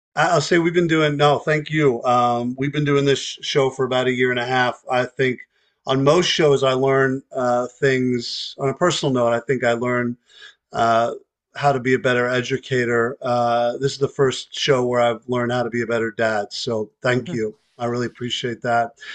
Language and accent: English; New York, United States; As a New Yorker